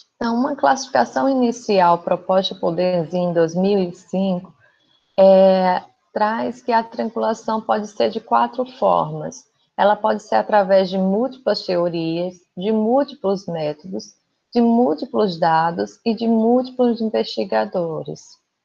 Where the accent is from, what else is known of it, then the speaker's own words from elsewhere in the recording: Pernambuco, Brazil; moved away as an adult; also born or lived in Rio Grande do Norte; now in Rio de Janeiro, Brazil; eu não sou daqui do Rio, eu sou pernambucana